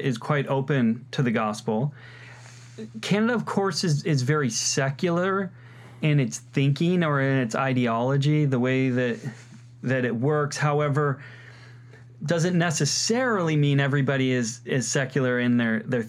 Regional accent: United States; as one American to another

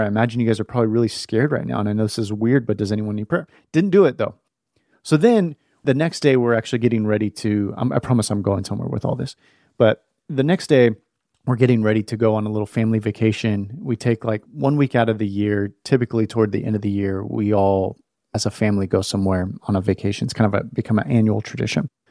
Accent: West Coast, United States; moved away as an adult; I was born on the West Coast, man, and I, I moved here a couple years ago

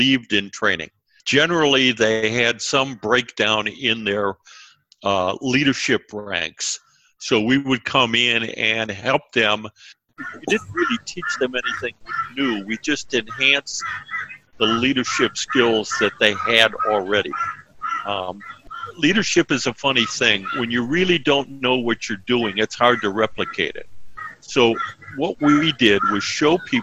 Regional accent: Cleveland, Ohio, United States; also born or lived in Columbus, Ohio; I was born in Cleveland, Ohio, up in the north, Midwest

